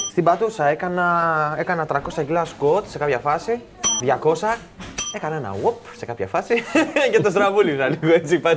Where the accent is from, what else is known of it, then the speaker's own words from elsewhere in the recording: Cyprus; Κομπάρε, εγώ είμαι από Σύπρο, έχω κάνει